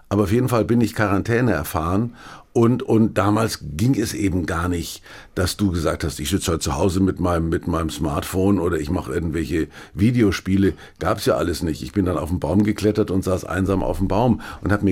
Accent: Kulmbach, Bavaria, Germany; gab es in Kulmbach, wo ich herkomme, Pockenalarm.

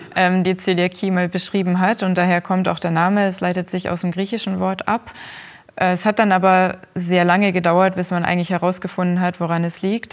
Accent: Germany; bei uns in Deutschland

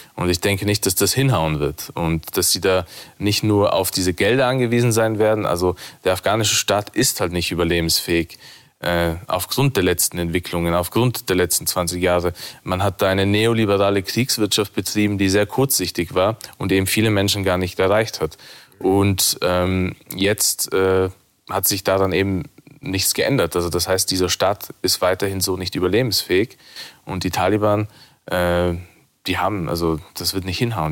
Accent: Innsbruck, Tyrol, Austria; moved away; ich bin in Innsbruck geboren und aufgewachsen

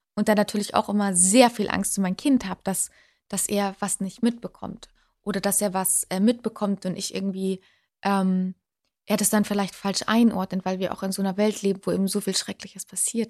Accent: Unterschleißheim, Bavaria, Germany; moved away as an adult; also born or lived in Dortmund; now in Munich, Germany; Ja, ich bin gebürtige Bayerin. Ich bin in München unter Schleißheim aufgewachsen

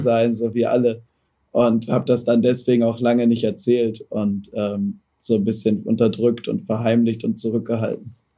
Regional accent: Germany; Bin halt auch Deutscher

